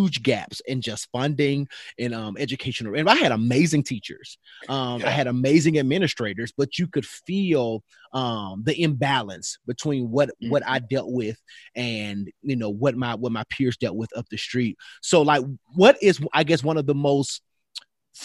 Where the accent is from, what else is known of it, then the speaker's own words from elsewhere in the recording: Memphis, Tennessee, United States; now in Nashville, United States; I'm from Memphis